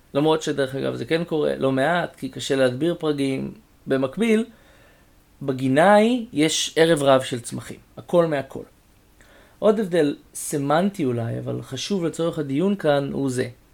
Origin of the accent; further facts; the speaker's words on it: Israel; גדלתי במושב